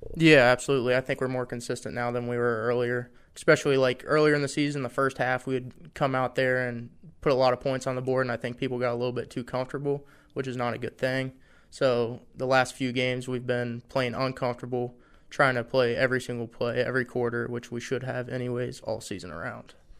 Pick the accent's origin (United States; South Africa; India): United States; Ohio; moved away as an adult; now in Harrisonburg, United States; I'm from Ohio. A lot of my family's from West Virginia